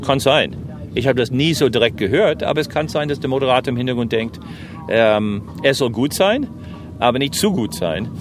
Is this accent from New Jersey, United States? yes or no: yes; New Jersey, United States; German is a second language; now in Germany; ich komme aus New Jersey